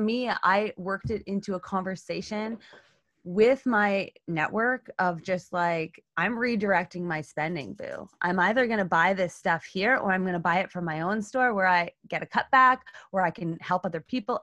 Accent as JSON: {"language": "English", "country": "Canada", "said": "I'm Canadian"}